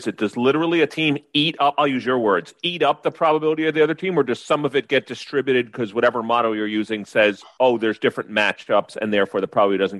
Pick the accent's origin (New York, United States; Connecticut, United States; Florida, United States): New York, United States; I'm from New York